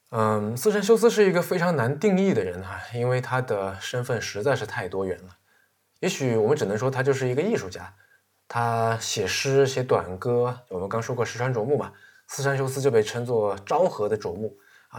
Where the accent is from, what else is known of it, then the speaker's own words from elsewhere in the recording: China; 我是中国人